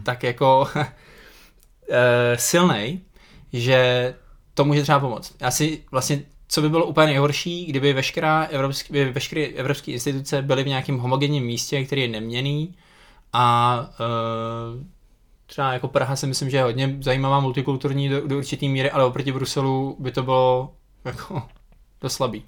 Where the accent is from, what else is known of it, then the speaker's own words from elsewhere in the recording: Czechia; my jako Češi